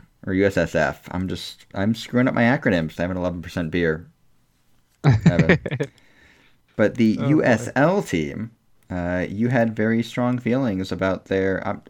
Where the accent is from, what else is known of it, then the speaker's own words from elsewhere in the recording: Hartford, Connecticut, United States; a Hartford native. I was born in Hartford, grew up in Hartford, and live 20 minutes outside of Hartford.